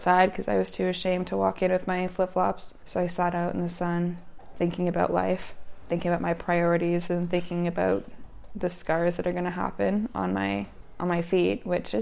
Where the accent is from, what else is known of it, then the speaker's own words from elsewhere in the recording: Canada; moved away; also born or lived in Utah, United States; growing up in Canada, because we take bike courtesy lessons in Canada